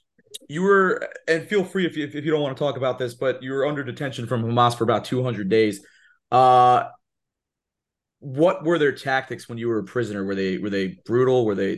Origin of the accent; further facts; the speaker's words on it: United States; as an American